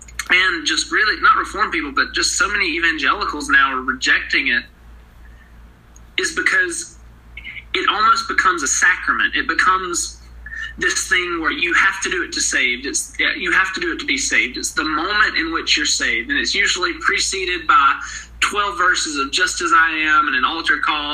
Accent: Blountsville, Alabama, United States; moved away as an adult; now in Louisville, United States; I'm from Bluntsville, Alabama, right down the road from where JR was the youth minister

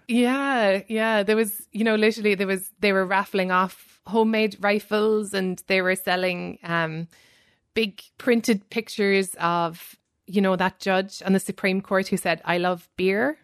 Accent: Ireland; moved away; coming from, you know, a formerly colonized country

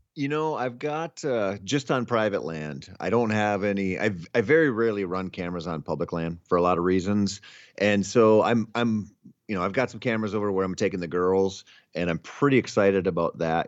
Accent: Minnesota, United States; I grew up in Minnesota

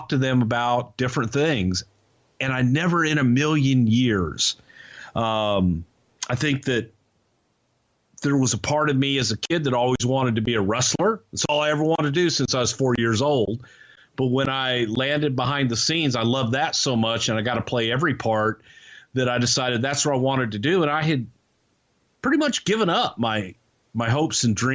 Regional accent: the South, United States; my childhood growing up in the South

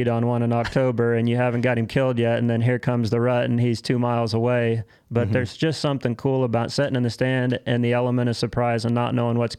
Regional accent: West Central Illinois, United States; I'm a farmer from West Central Illinois.

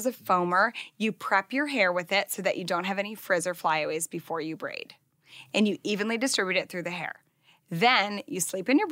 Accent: Libertyville, Illinois, United States; We're like from Illinois. Our corporate office is in our hometown, Libertyville, Illinois.

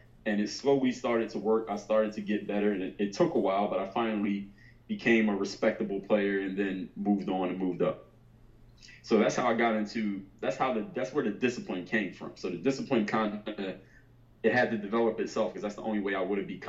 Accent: Philadelphia, Pennsylvania, United States; I'm from Philadelphia

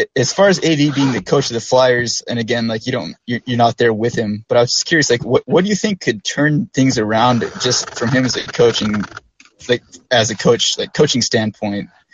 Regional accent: Utah, United States; I'm from Utah

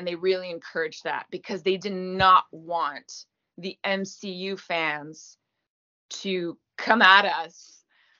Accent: Gaspésie, Quebec, Canada; accent: French Canadian; first language French; English is a second language; Moi, je viens de la Gaspésie

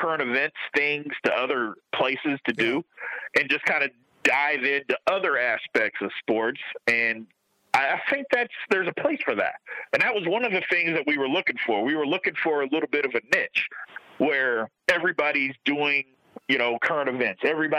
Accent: Louisville, Kentucky, United States; And since, you know, we grew up in Louisville, everybody's a Louisville fan, so we loved it.

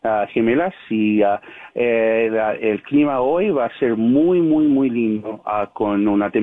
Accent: Chicago, Illinois, United States; moved away as an adult; now in Minnesota, United States; my parents were born and raised in Argentina. I was born in Chicago, and I moved up here 34 years ago, met my wife. So I'm here to stay. I'm in Minnesota today.

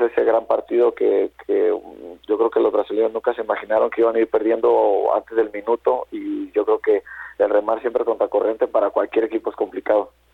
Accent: Guadalajara, Jalisco, Mexico; moved away; yo que soy de Guadalajara

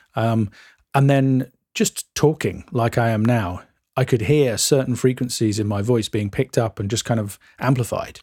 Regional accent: England, United Kingdom; we're English and we drink tea and eat cucumber sandwiches

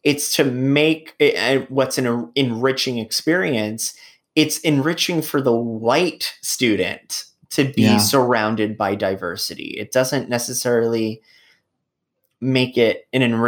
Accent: New York City, New York, United States; I'm a New Yorker. I love being here. I don't want to leave New York ever

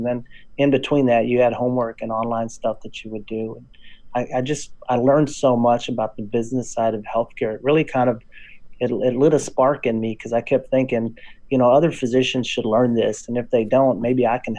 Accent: Texas, United States; accent: Texas drawl; I went back home to my hometown in West Texas. In case you don't notice a drawl, that's

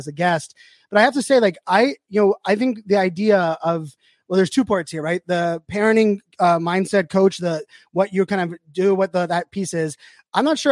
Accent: Pittsburgh, Pennsylvania, United States; I grew up in Pittsburgh, Pennsylvania, as a Mr. Rogers like super fan

